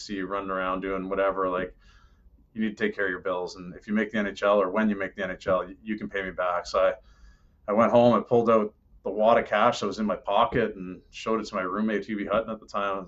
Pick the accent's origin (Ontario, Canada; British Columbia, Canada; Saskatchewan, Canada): Ontario, Canada; Oshawa; now in Sunrise, United States; growing up in Oshawa with the Leafs